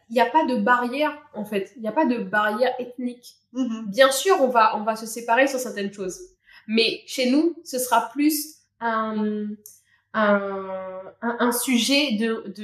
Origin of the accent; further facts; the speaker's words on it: Réunion; c'est notre plus grande fierté, je pense, en tant que Réunionnais.